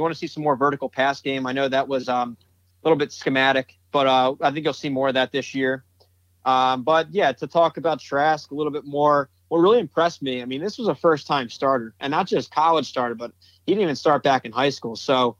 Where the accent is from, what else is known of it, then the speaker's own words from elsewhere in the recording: Eastern Pennsylvania, United States; I'm from Eastern Pennsylvania, far from Gainesville